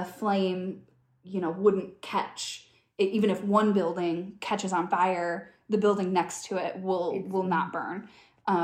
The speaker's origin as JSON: {"language": "English", "region": "Michigan", "country": "United States", "said": "I'm from Michigan."}